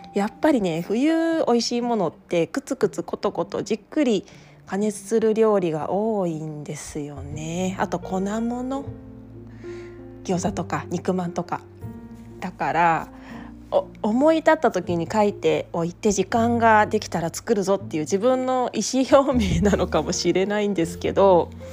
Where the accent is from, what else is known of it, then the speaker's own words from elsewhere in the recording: Tokyo, Japan; now in Okayama, Japan; 私は東京都出身で